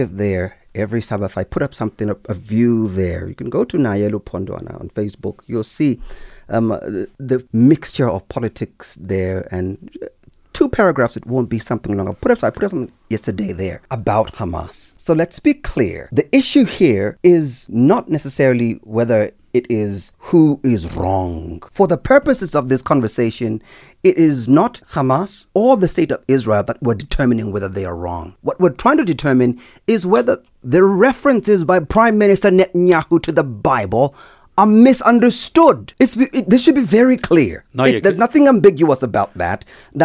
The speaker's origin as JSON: {"language": "English", "country": "South Africa", "said": "I'm a South African"}